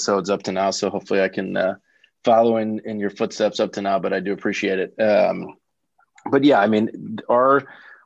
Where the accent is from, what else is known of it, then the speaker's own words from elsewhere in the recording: St. Louis, Missouri, United States; moved away as an adult; also born or lived in Indiana / Chicago; I'm from St. Louis, grew up in St. Louis County